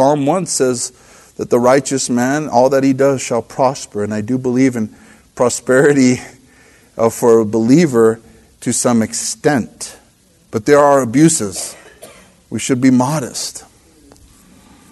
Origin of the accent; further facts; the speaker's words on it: El Monte, California, United States; I'm from Monte, El Monte